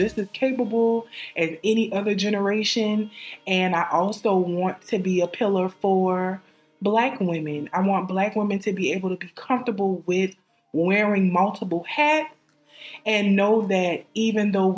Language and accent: English; New Orleans, Louisiana, United States; I am from New Orleans, Louisiana, the best city in the state